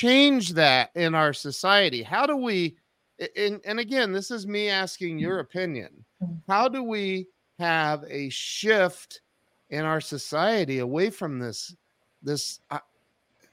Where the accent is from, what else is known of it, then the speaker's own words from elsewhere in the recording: Ohio, United States; moved away as an adult; also born or lived in Kennesaw, Georgia; I grew up in Ohio